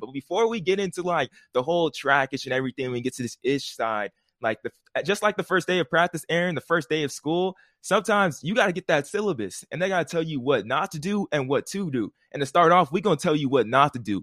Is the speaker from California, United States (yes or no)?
yes; California, United States; we're from California